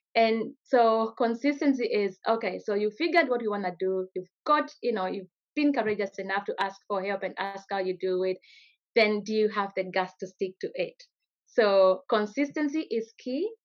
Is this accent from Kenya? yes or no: yes; Kenya; moved away as an adult; now in Australia; I grew up in Kenya, went to school there